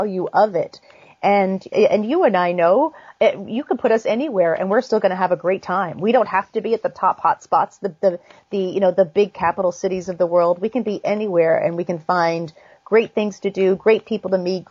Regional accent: New Hampshire, United States; now in New York, United States; I grew up in New Hampshire, right along the coast

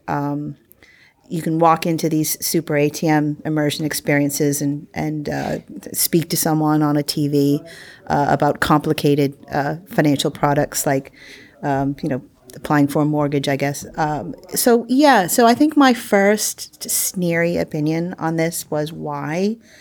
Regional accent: United States; moved away; I'm the American here.

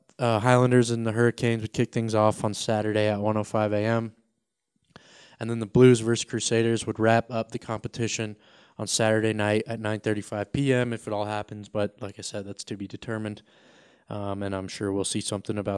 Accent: Colorado, United States; I'm from Colorado

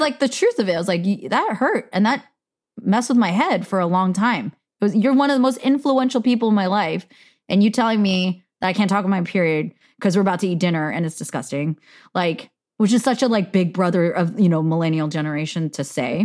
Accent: United States; I am Korean American

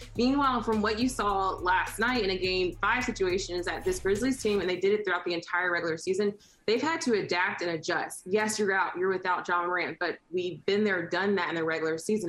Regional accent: Memphis, Tennessee, United States; I'm from Memphis

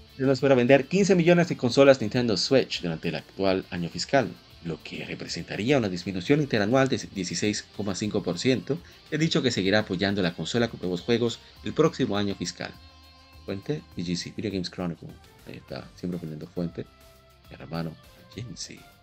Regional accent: Dominican Republic; como decimos en República Dominicana

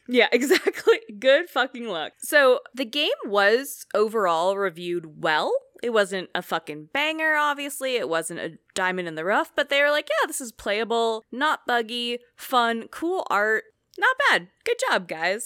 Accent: Oakland, California, United States; I grew up in Oakland

